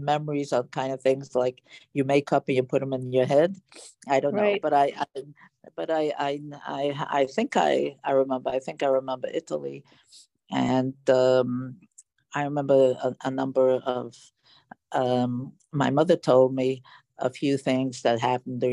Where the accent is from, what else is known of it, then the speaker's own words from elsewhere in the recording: Romania; now in Milwaukee, United States; I was born in Romania during the war